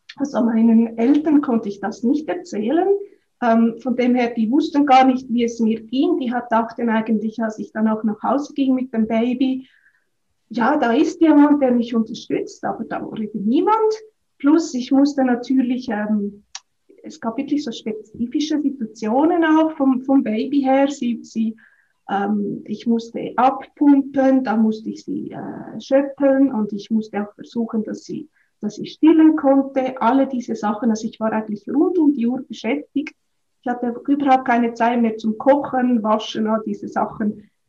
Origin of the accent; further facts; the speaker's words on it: Switzerland; moved away as an adult; also born or lived in Australia; ich bin ursprünglich aufgewachsen auf dem Land, auf einem Bauernhof